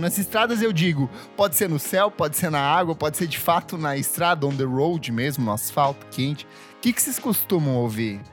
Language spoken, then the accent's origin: Portuguese; the interior of southern Brazil, South Region, Brazil; eu sou do interior, do sul, né? Eu sou sulista